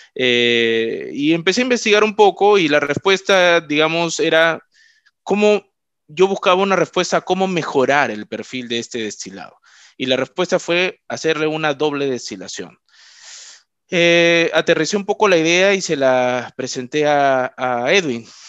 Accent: Trujillo, La Libertad, Peru; yo soy de Trujillo

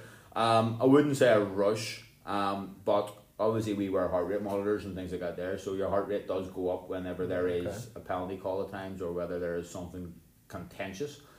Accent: Bangor, Northern Ireland, United Kingdom; where are you from? I said, Bangor

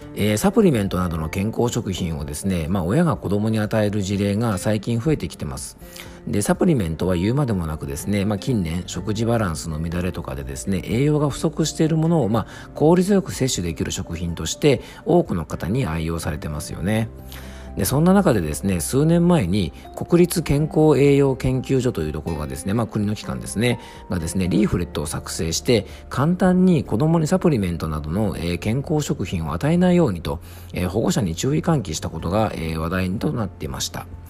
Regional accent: Yamanashi, Japan; FM 甲府、僕の地元のね、山梨県にある FM 局

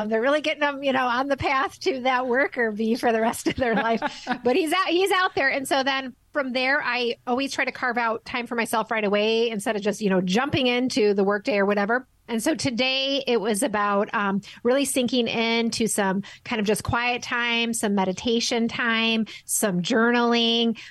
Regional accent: Midwest, United States; I'm from the Midwest in the in the states

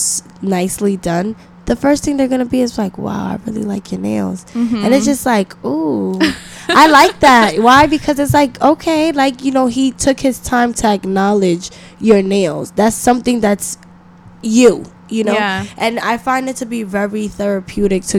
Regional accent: New York, United States; now in Los Angeles, United States; coming from Brooklyn, coming from New York

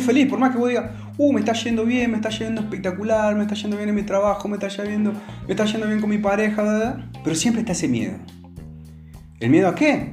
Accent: Argentina; aquí en Argentina, sobre todo, y en mi pueblo

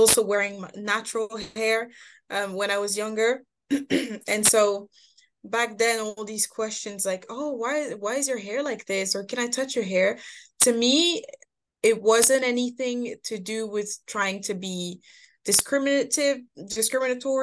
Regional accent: Moult, Normandy, France; also born or lived in Paris; I moved to Normandy when I was just below 10, I want to say, moved to Normandy when my parents got separated. And so then I did most of my growing up in Normandy

